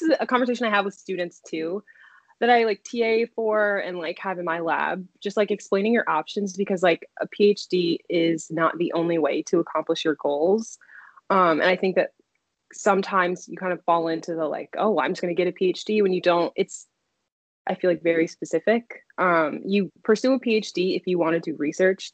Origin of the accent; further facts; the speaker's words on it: Silver Spring, Maryland, United States; moved away as an adult; also born or lived in Connecticut / Washington, District of Columbia, United States; now in Chicago, United States; I'm from Silver Spring, Maryland. You know, like proud DMV native.